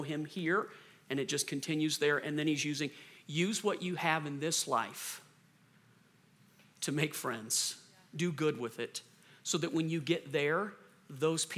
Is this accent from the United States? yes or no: yes; the South, United States; moved away; I'm from the South originally